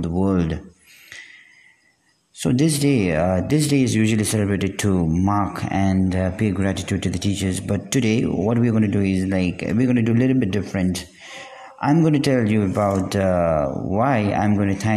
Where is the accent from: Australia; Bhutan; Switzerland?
Bhutan; I'm from Bhutan